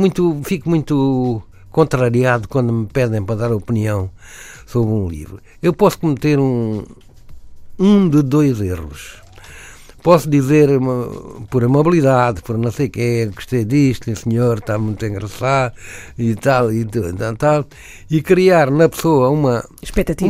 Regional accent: Algarve, Portugal; moved away as an adult; also born or lived in Alentejo; now in Lisbon, Portugal; eu vivia no Algarve

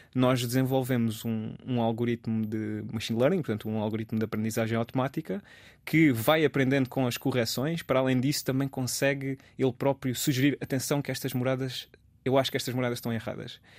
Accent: Alcácer do Sal, Alentejo, Portugal; moved away as an adult; also born or lived in Lisbon; Eu, eu sou alentejano, sou de Alcácer do Sal e cresci lá

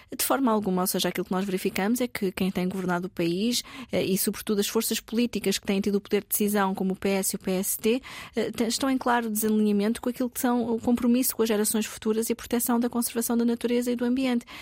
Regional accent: Lisbon, Portugal; sou alfacinha, nasci em Lisboa e toda a minha vida estudei também na cidade de Lisboa

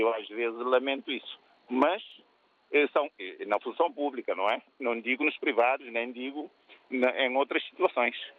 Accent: Cape Verde; now in Portugal; eu sou cabo-verdiano, de nacionalidade portuguesa

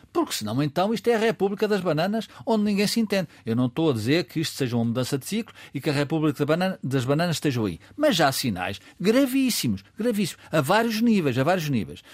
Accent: Murtosa, Aveiro District, Portugal; tem origens na minha terra, a Mortosa

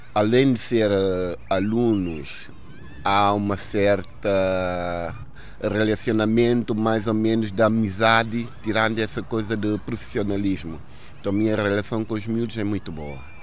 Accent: Guinea-Bissau; moved away; A minha infância na Guiné foi feliz

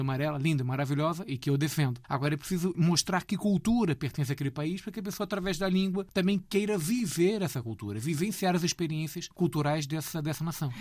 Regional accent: Rio de Janeiro, Brazil; eu sou uh, nascido no Rio de Janeiro

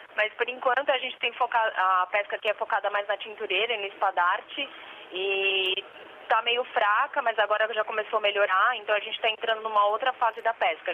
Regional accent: Santos, São Paulo, Brazil; moved away; Eu sou do Brasil, do estado de São Paulo. Eu sou da costa, na realidade, Santos

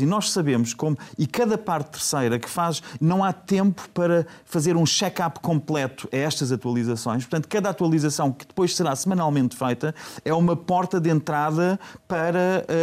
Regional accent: Portugal; eu sou português

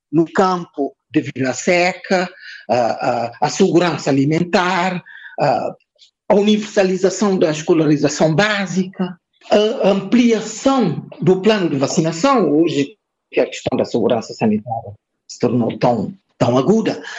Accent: Cape Verde; o Estado em Cabo Verde não se justifica por si, não se justifica porque nós não somos portugueses, não significa porque eh, nós somos de outra raça ou temos uma língua materna que não é a língua portuguesa.

